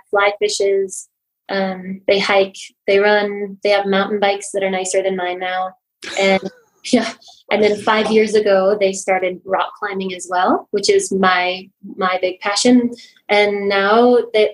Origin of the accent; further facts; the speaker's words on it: Los Alamos, New Mexico, United States; moved away as an adult; now in Albuquerque, United States; I grew up in Los Alamos, New Mexico, and moved back to Albuquerque for physical therapy school